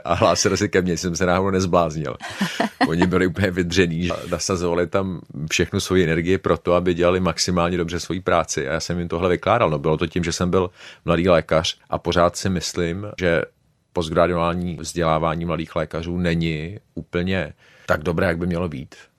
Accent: Prague, Czechia; also born or lived in Oxford; jsem z Prahy

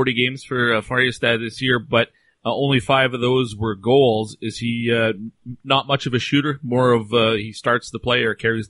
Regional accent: Canada; I'm Canadian

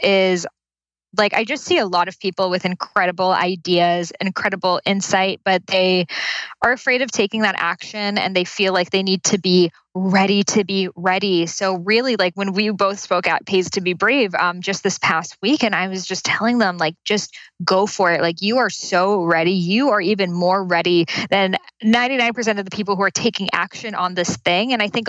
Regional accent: Boston, Massachusetts, United States; now in Santa Monica, United States; In Boston.

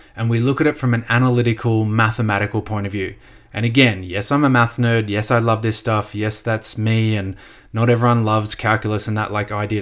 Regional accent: Australia; also born or lived in United States; I'm Australian

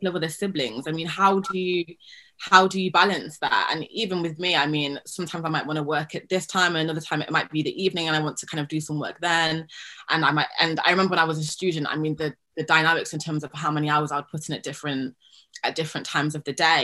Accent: Nottingham, East Midlands, United Kingdom; moved away as an adult; also born or lived in Cambridge; now in Hampstead, London, United Kingdom; I grew up in Nottingham, so yeah, in the East Midlands

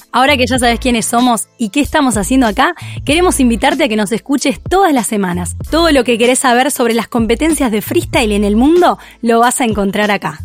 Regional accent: Uruguay; soy uruguaya

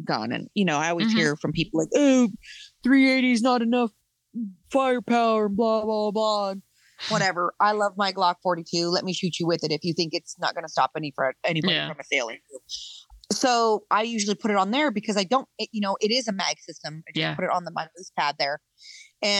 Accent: Colorado, United States; So I come from Colorado. I grew up in the ghetto. I grew up in the West Side.

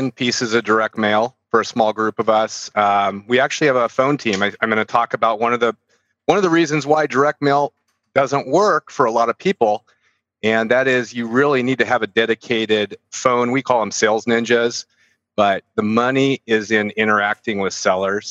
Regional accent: San Francisco Bay Area, California, United States; I'm from California, from San Francisco Bay Area

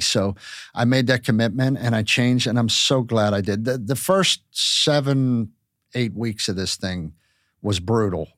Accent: Pittsburgh, Pennsylvania, United States; moved away; growing up in Pittsburgh

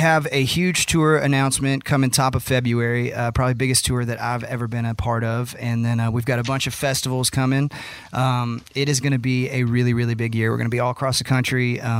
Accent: Texas, United States; Growing up in Texas, I listened to Little Texas a ton

